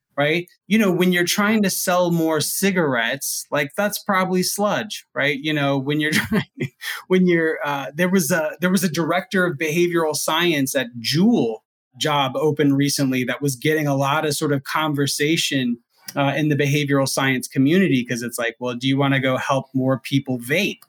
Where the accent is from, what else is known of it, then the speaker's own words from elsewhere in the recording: Huntsville, Alabama, United States; my hometown minor league team is the Rocket City Trash Pandas